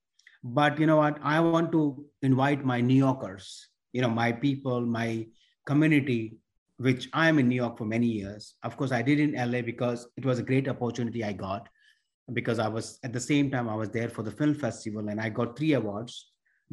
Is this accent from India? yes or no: yes; Mumbai, Maharashtra, India; moved away; I was born and raised in India, which is the part is called Mumbai, which is used to call Bombay before